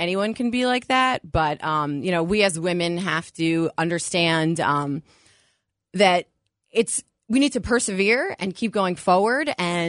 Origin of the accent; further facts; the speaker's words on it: Westchester, New York, United States; also born or lived in Cleveland, Ohio; I grew up in Westchester